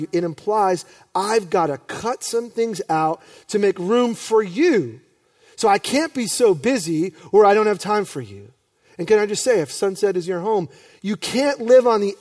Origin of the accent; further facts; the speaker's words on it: New York, United States; I'm grateful for my youth pastors, John and Nancy, growing up in New York